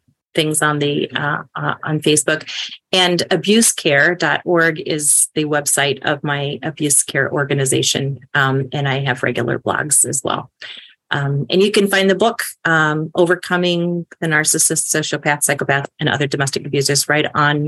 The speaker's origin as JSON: {"language": "English", "town": "Chicago", "region": "Illinois", "country": "United States", "said": "I'm from Chicago"}